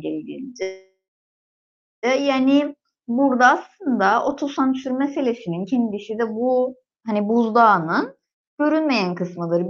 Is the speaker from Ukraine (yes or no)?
no; Gönyeli, Northern Cyprus, Cyprus; Ben de Gönyeliliyim